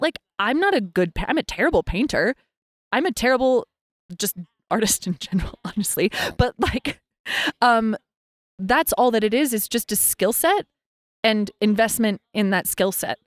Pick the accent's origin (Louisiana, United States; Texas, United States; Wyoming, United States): Wyoming, United States; Lander; moved away as an adult; also born or lived in New York City; I was born and raised in Lander, Wyoming